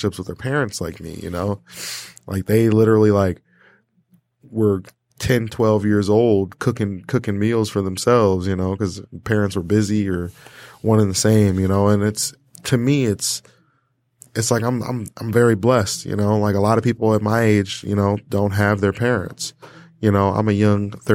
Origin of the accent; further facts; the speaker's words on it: Portage, Michigan, United States; also born or lived in Kalamazoo, Michigan; I grew up in Kalamazoo, Michigan